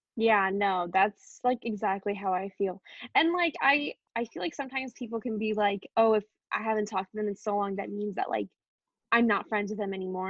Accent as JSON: {"language": "English", "region": "East Coast", "country": "United States", "tie": "born or raised there", "said": "I grew up on the East Coast"}